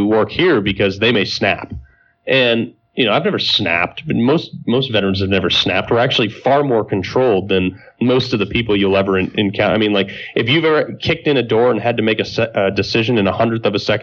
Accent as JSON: {"language": "English", "town": "Greenwich", "region": "Connecticut", "country": "United States", "said": "I'm from Greenwich, Connecticut"}